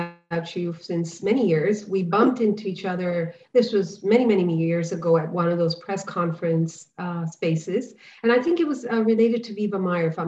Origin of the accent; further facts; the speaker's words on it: India; now in Dubai, United Arab Emirates; Coming from the cultural background that I come from, I'm an Indian